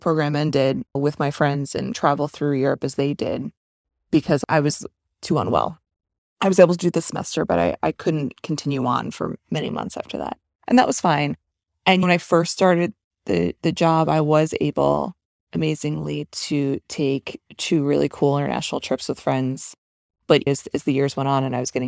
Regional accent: United States; also born or lived in Manhattan; I grew up right outside New York City

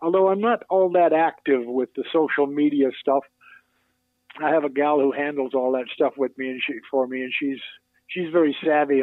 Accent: Toronto, Ontario, Canada; moved away as an adult; also born or lived in New York City; Some of my most memorable concerts were here in Toronto because here I'm playing and I've got family and friends and kids I went to school with are in the audience

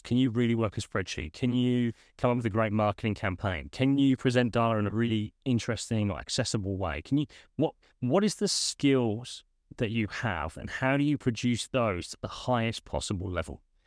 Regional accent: United Kingdom; moved away as an adult; also born or lived in United States; now in Australia; I'm originally from the U K. That's where my phone accent comes from

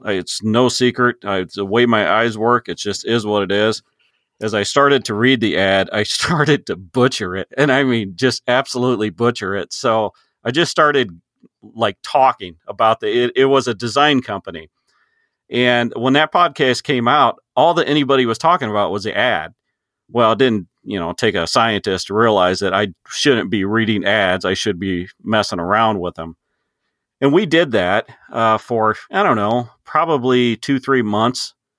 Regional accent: Illinois, United States; I am a farmer from Illinois, just uh, corn and soybeans

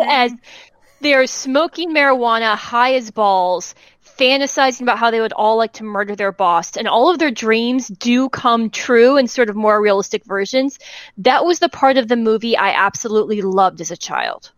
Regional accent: United States; as an American

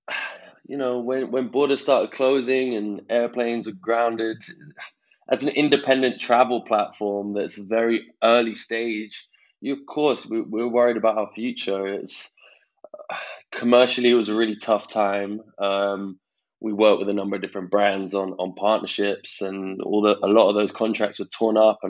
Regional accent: London, United Kingdom; I'm 29 from London.

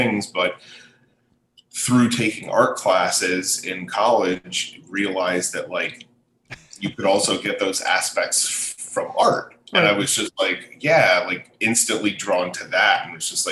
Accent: Allentown, Pennsylvania, United States; moved away as an adult; also born or lived in Anchorage, Alaska

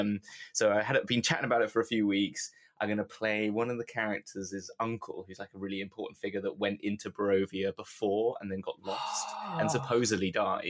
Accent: United Kingdom; We're British

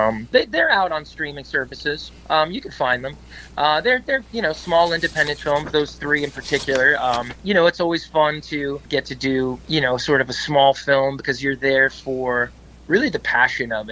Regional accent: Wyckoff, New Jersey, United States; also born or lived in Brooklyn, New York / New York City / Boston; I was born in Brooklyn, but I grew up in New Jersey, in Wyckoff, New Jersey

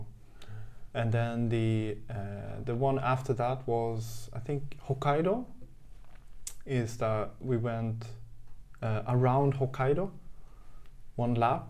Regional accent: southern Sweden, Sweden; moved away; also born or lived in Stockholm, Sweden; I kind of grew up in two different cities in mm-hmm. the south of Sweden. Right. And at that time, when we moved down, my parents separated.

